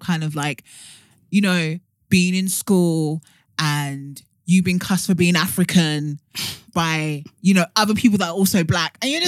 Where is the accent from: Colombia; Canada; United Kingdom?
United Kingdom; London; being first generation British Nigerian